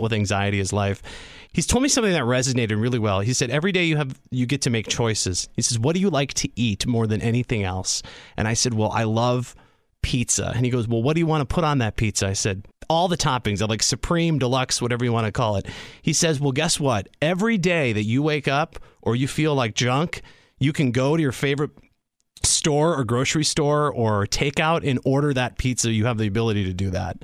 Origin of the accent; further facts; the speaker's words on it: Sheboygan, Wisconsin, United States; also born or lived in Madison, Wisconsin; I grew up in Sheboygan in a small community